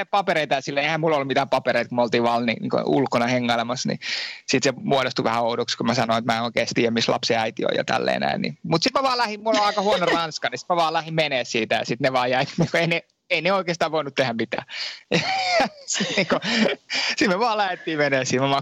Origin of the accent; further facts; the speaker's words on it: Finland; moved away as an adult; now in France; Mä oon Suomesta lähtenyt joo ja tota, tämän, tämmönen, me läht, lähti tänne opiskelemaan